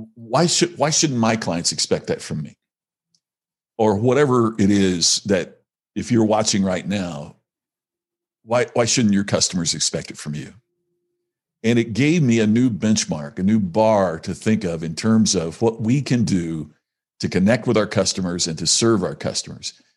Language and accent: English; Indiana, United States; moved away; my family's still back there in, uh, in Indiana, uh, in the United States